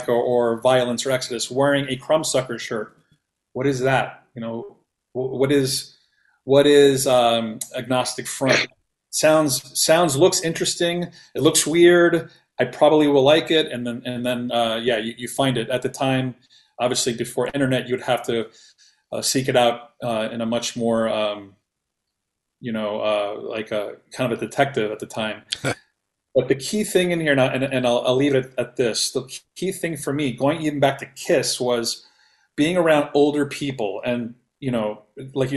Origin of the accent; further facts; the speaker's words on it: New York City, New York, United States; growing up in Queens, in New York City, I was born in 75